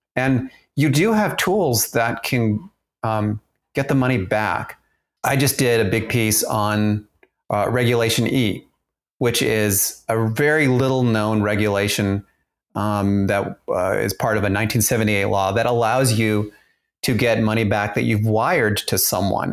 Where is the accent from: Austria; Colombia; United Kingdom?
Austria; moved away; I grew up in Austria